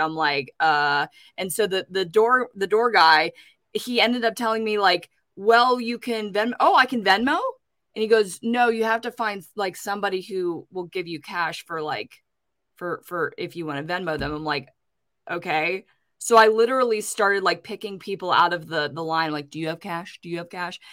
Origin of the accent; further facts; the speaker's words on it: Pittsburgh, Pennsylvania, United States; my hometown in Pittsburgh